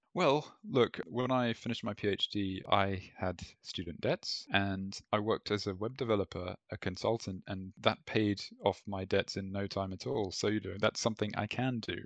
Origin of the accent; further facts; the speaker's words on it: Malaysia; moved away; also born or lived in Europe; growing up in Malaysia